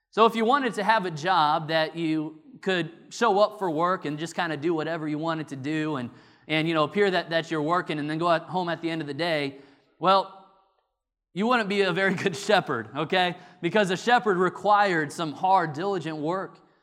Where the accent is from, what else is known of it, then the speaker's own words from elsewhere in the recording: Illinois, United States; now in North Carolina, United States; growing up in Illinois